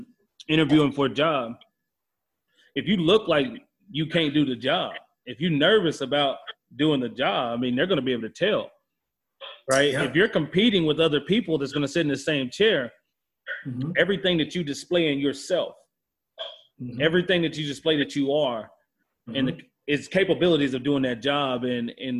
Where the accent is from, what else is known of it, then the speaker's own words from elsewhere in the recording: Texas, United States; growing up in Texas, you know, mm-hmm. it was one of those things where you had to play football.